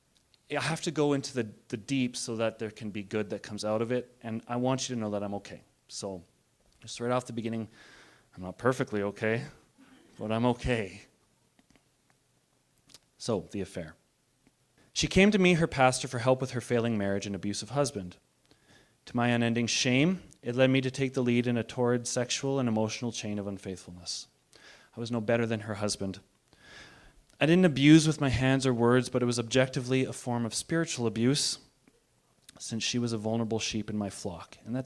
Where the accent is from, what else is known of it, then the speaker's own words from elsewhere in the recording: Bowness, Alberta, Canada; That's why I say I'm from Bowness, not from Calgary now.